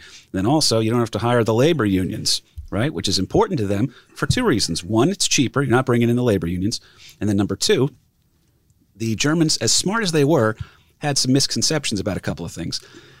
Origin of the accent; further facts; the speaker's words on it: Ireland; First of all, I'm Irish, so I don't know if they would have had me.